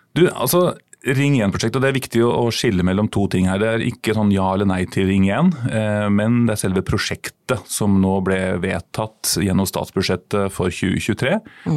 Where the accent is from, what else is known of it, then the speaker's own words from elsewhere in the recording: Sarpsborg, Østfold, Norway; now in Oslo, Norway; Jeg er innflytter, som over halvparten av Oslos befolkning er. Jeg er opprinnelig fra Sarpsborg.